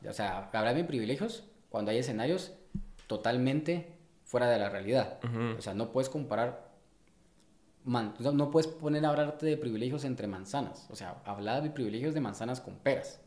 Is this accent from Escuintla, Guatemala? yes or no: no; Guatemala City, Guatemala Department, Guatemala; yo nací y me cri, y me crié y crecí en el Paraíso dos de la zona dieciocho